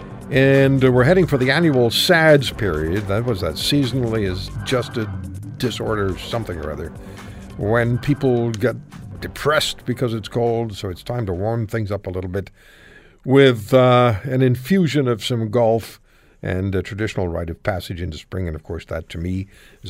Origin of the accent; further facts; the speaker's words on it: Montreal, Quebec, Canada; I was from Montreal.